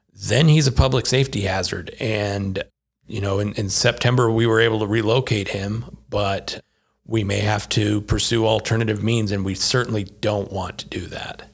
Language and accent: English; Utah, United States; moved away as an adult; also born or lived in Salt Lake City, Utah; now in New Mexico, United States; I am originally from Utah